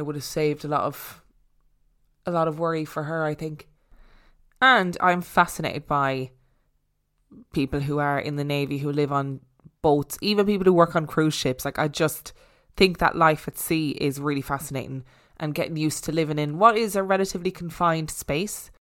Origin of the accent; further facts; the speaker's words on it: Inverness, Scotland, United Kingdom; I'm originally from Inverness in the Highlands of Scotland, and this is close to Loch Ness, famous for the notorious monster.